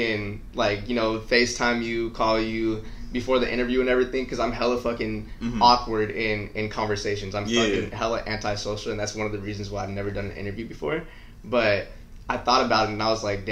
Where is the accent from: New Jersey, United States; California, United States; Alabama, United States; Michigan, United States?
California, United States; Anaheim; I'm from Anaheim, California. It's Orange County